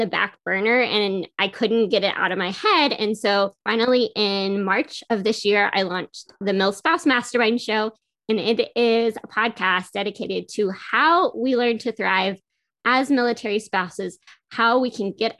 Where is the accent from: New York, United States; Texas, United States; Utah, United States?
Texas, United States; Carrollton; moved away; I'm from Carrollton